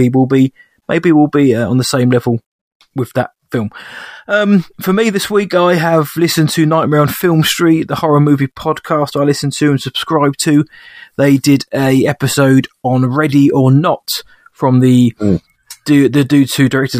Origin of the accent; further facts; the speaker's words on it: England, United Kingdom; As an Englishman